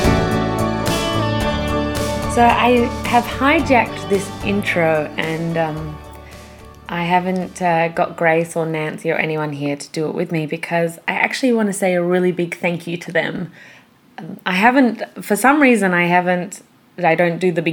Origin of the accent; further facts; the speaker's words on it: Perth, Western Australia, Australia; we're actually from Perth, the same city in Australia